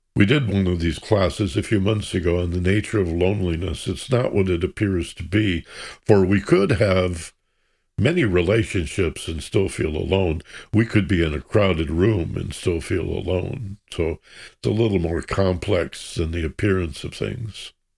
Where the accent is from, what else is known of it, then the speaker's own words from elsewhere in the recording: Michigan, United States; I grew up in Michigan